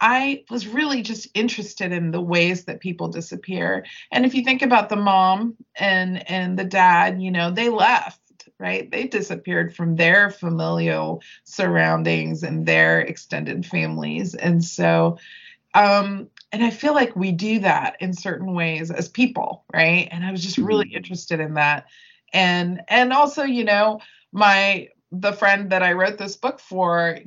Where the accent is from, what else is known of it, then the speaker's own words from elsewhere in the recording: United States; growing up in America